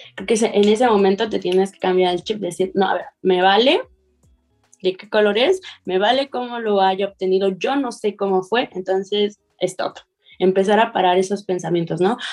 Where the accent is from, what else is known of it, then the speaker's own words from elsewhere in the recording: Mexico; nosotros como personas mexicanas